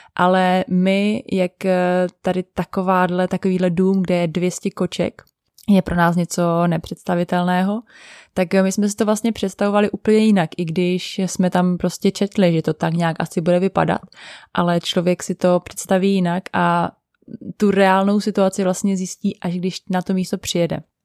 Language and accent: Czech; Czechia